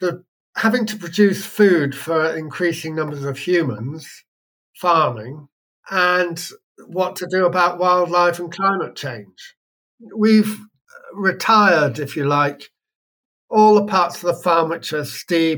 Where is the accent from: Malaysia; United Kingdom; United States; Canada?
United Kingdom; Wiltshire, South West England; now in West Wales, United Kingdom; I was born near there in Wiltshire.